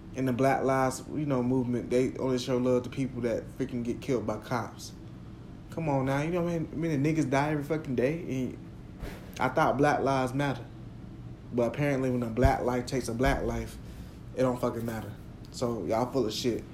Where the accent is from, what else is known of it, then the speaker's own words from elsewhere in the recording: Jacksonville, United States; growing up in Jacksonville